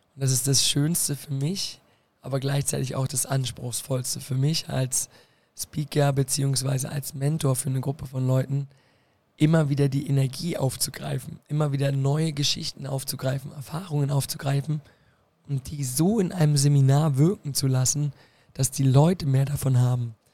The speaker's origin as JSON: {"language": "German", "region": "Berlin", "country": "Germany", "tie": "born or raised there", "moved": "as an adult", "lives_now": "Koblenz, Germany", "said": "Ich komme aus Berlin. Ja und bin dort aufgewachsen, in Friedrichshain, Kreuzberg"}